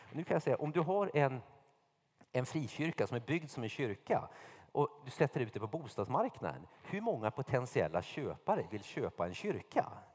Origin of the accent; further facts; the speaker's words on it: Sweden; also born or lived in United States / Märsta; alla av oss var så här medelklass-svenskar